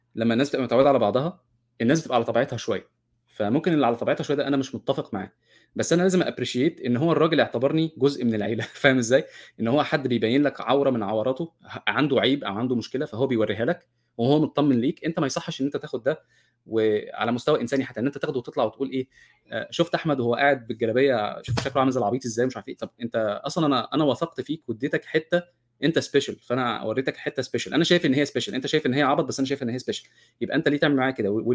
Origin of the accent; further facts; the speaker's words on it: Egypt; انا كمصري